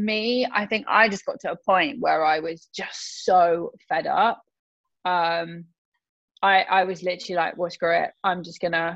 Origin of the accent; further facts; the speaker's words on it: England, United Kingdom; I'm from England